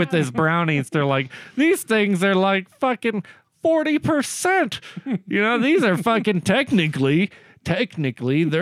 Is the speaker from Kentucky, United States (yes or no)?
no; Woodson, Texas, United States; moved away; Woodson, Texas. My hometown originally.